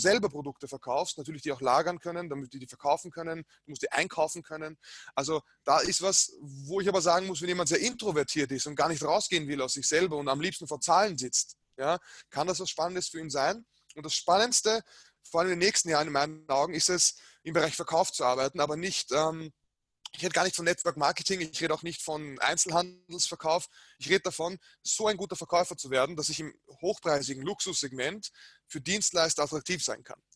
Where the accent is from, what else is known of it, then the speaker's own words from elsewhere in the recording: Vienna, Austria; ich bin in Wien geboren